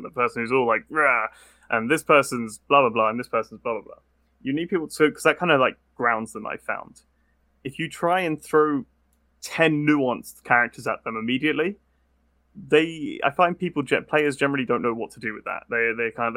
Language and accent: English; United Kingdom; as a British person